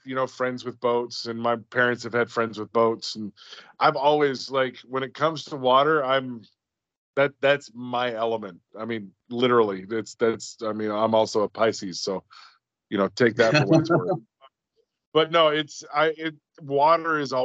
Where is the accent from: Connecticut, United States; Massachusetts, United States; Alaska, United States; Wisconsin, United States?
Alaska, United States; coast of; now in Texas, United States; I grew up on the coast of Alaska, literally across the street from the bay